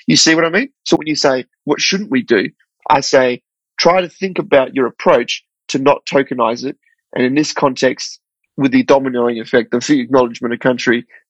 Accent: Australia; So as Australian people living in Australia, it's sort of this great opportunity to acknowledge country and go, actually, well, what does this mean to me?

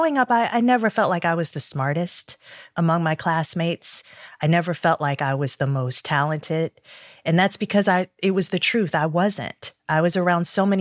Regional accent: Detroit, Michigan, United States; I grew up in Detroit. I'm a third generation Detroiter.

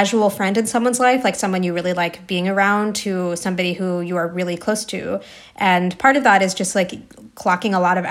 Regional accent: New Jersey, United States; I grew up in New Jersey for a lot of my childhood.

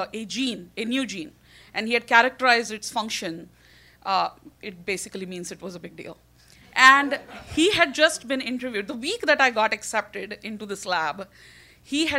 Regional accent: India; now in New York, United States; I'm Indian

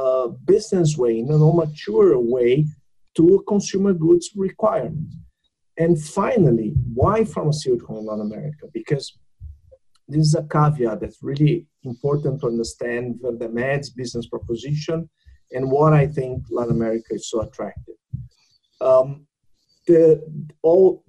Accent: Canada; I'm from Canada

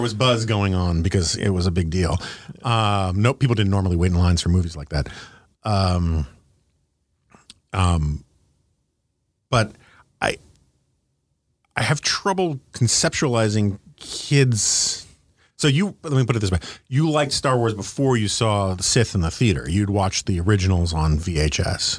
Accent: New York City, New York, United States; now in Washington, D.C., United States; I grew up in New York City

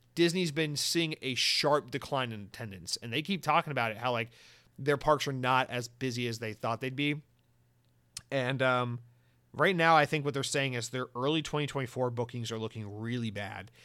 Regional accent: the South, United States; now in Florida, United States; I'm, I'm from the South

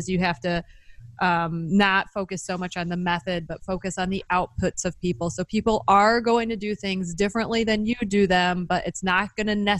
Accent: Midwest, United States; growing up in the Midwest

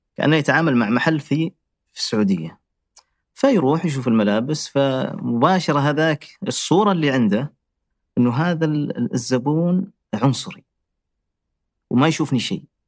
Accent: Riyadh, Riyadh Province, Saudi Arabia; moved away as an adult; now in France; عندنا في الرياض

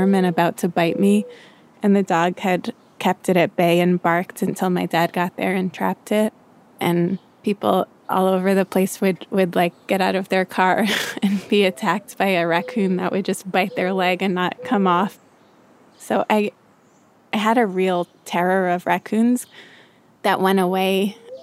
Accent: New York, United States; as a New Yorker

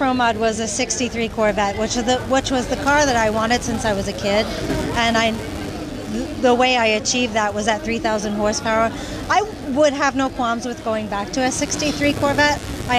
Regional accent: Long Island, New York, United States; I'm from Long Island. Long Island was very rich in motorsports.

